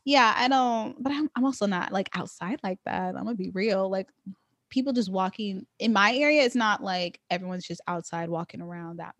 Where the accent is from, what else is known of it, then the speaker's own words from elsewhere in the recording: Bay Area, California, United States; moved away as an adult; now in Los Angeles, United States; I grew up predominantly in the Bay Area